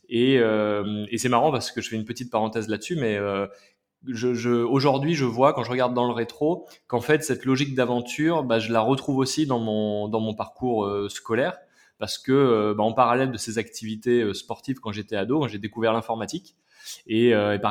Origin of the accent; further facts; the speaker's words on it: Massif Central, France; moved away as an adult; Et puis j'ai quitté le Massif Central bah, pour aller faire mes études à Paris.